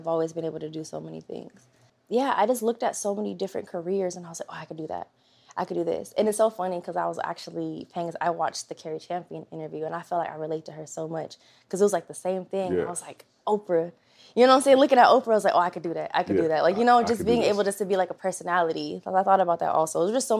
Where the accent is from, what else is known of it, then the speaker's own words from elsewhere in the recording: California, United States; now in Los Angeles, United States; So I was coming from, I'm from the Bay Area, so okay. Up north, yeah.